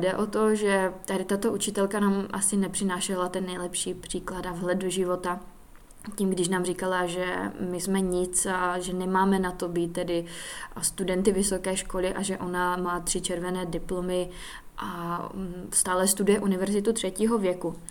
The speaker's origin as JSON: {"language": "Czech", "country": "Czechia", "tie": "born or raised there", "said": "Studovala jsem tedy základku v Lučíně"}